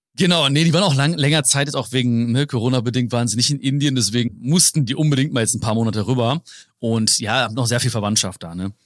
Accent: Hagen, North Rhine-Westphalia, Germany; Leute denken immer, ich komme aus, aus Hamburg, Berlin, München oder so, ne? Köln, schlimmstenfalls denken die, ne? Dann sage ich so, äh, nee, Hagen

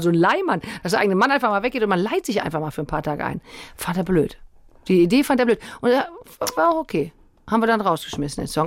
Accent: Cologne, North Rhine-Westphalia, Germany; ich komme ja aus Köln

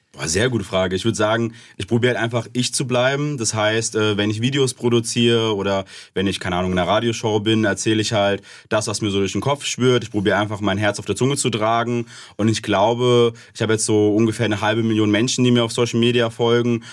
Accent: Ober-Ramstadt, Hesse, Germany; Ich komme aus dem Raum Darmstadt bei Frankfurt, Oberramstadt um genau zu sein

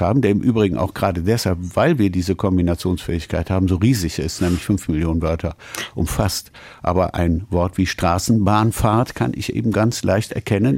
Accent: Cologne, North Rhine-Westphalia, Germany; moved away as an adult; also born or lived in Paris; Heimweh nach meiner Heimatstadt Köln

